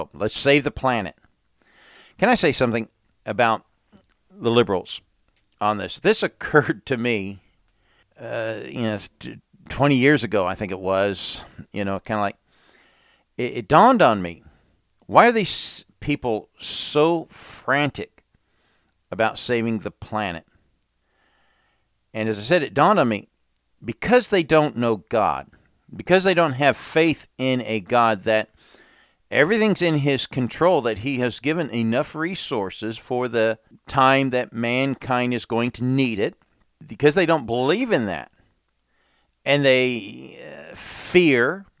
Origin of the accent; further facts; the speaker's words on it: England, United Kingdom; when I grew up in England, we had storms and snow